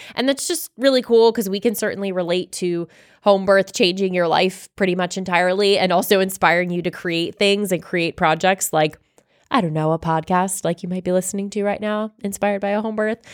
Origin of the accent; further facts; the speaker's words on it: Florida, United States; now in Georgia, United States; growing up in Florida